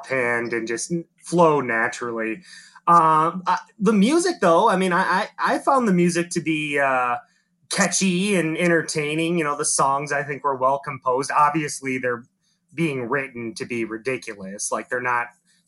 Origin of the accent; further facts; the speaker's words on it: United States; being American